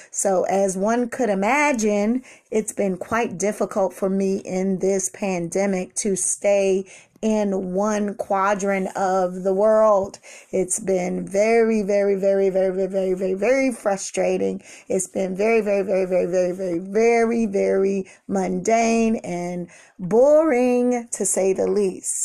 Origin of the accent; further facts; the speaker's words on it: Washington, District of Columbia, United States; I was born and raised in Washington, D C